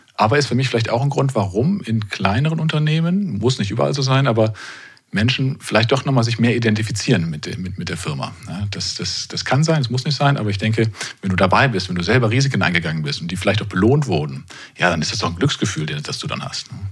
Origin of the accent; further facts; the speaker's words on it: Kerpen, North Rhine-Westphalia, Germany; moved away as an adult; also born or lived in Karlsruhe; zurück in meine Heimat Ort nach Kerpen